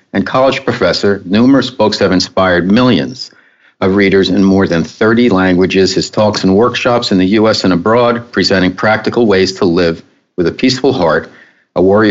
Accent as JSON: {"language": "English", "region": "New York", "country": "United States", "moved": "as an adult", "lives_now": "Southern California, United States", "said": "I am a New Yorker living. I just moved to California, Southern California"}